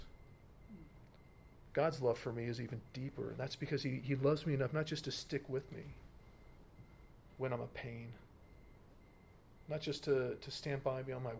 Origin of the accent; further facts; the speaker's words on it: United States; I'm American